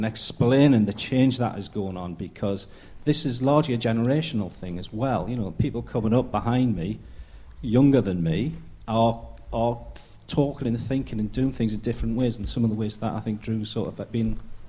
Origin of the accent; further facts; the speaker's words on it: Derby, East Midlands, United Kingdom; from Quarren Derby.